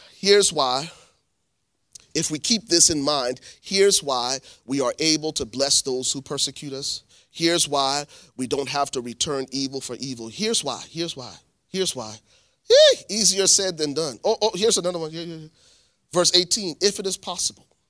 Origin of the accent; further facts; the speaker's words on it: Liberia; now in United States; I'm from Liberia. I've lived here in the States for twenty, twenty, ninety-three, twenty-six years